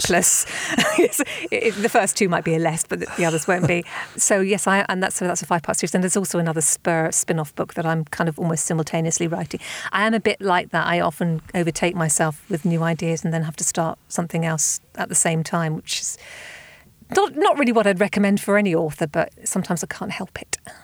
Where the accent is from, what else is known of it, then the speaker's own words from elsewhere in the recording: Southampton, South East England, United Kingdom; my hometown of Southampton